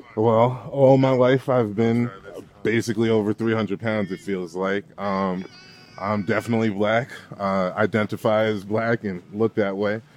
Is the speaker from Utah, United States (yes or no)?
no; New York, United States; now in Colorado, United States; growing up in New York